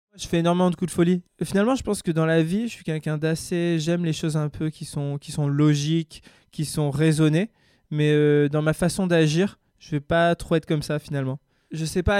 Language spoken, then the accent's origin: French; Grenoble, Auvergne-Rhône-Alpes, France; moved away as an adult; also born or lived in California; je suis grenoblois. Euh, je viens des, montagnes, on va dire, dans la, dans la Chartreuse, juste au-dessus de Grenoble